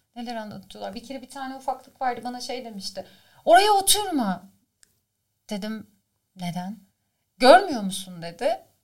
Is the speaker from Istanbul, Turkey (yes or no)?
yes; Istanbul, Turkey; moved away as an adult; doğma büyüme İstanbul Şişli Etfar'da doğmuşum.